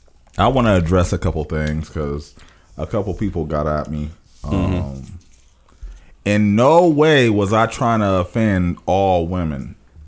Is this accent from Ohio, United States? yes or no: yes; Springfield, Ohio, United States; moved away as an adult; now in Cleveland, United States; I grew up in Springfield. I'm from Springfield. I'm Springfield to the heart.